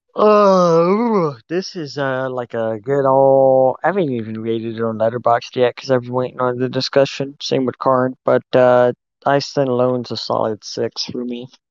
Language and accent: English; United States; we're American and not French